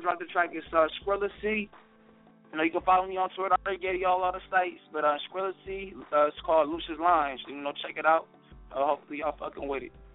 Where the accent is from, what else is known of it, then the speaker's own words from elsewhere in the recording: Columbus, Ohio, United States; now in Raleigh, United States; I'm calling from Raleigh, North Carolina, but I hail from Columbus, Ohio